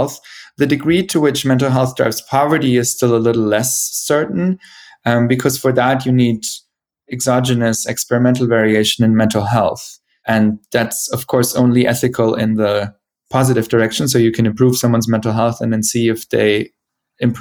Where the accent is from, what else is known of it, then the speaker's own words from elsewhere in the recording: Bavaria, Germany; moved away; also born or lived in Boston / Zurich; the town where I grew up in Bavaria